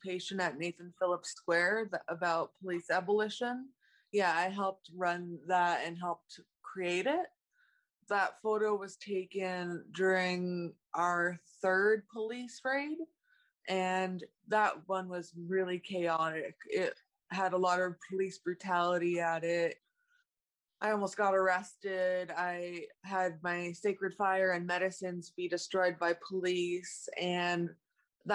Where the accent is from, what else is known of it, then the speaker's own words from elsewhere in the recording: Toronto, Ontario, Canada; I grew up in Toronto, born here